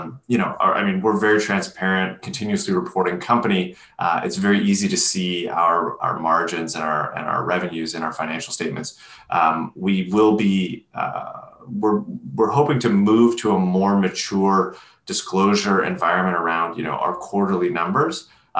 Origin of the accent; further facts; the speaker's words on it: Canada; I'm Canadian